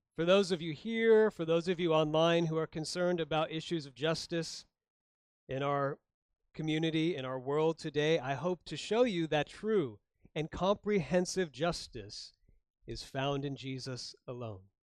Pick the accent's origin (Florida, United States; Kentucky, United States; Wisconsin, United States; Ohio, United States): Florida, United States; moved away; also born or lived in Chicago, Illinois; I grew up in Florida, born in Chicago